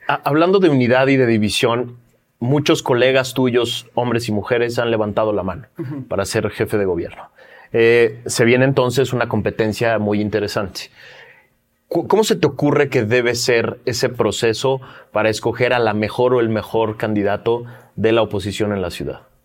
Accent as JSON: {"language": "Spanish", "region": "Mexico City", "country": "Mexico", "said": "yo ya me había acostumbrado como chilango"}